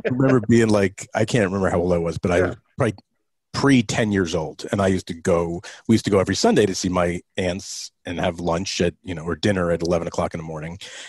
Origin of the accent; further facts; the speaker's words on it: Saddle River, New Jersey, United States; also born or lived in Hackensack, New Jersey; I grew up. I lived in Hackensack for a very short period of time on Essex Street, but I grew up Saddle River.